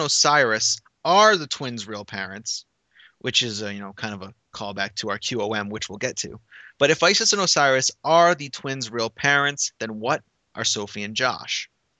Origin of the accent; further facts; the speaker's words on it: Massachusetts, United States; Hey! I'm from Massachusetts.